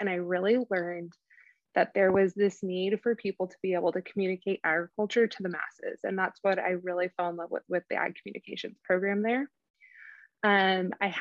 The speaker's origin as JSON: {"language": "English", "region": "California", "country": "United States", "tie": "born or raised there", "also_born_or_lived": "Oklahoma", "moved": "as an adult", "said": "I was born and raised in California."}